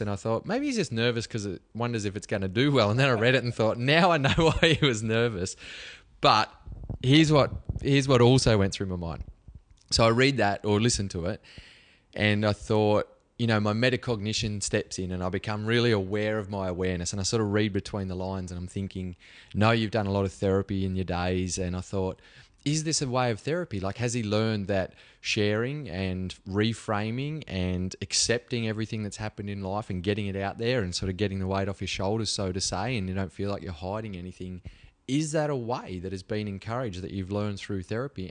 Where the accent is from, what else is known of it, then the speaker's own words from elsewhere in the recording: Cobar, New South Wales, Australia; from Cobar, like a country kid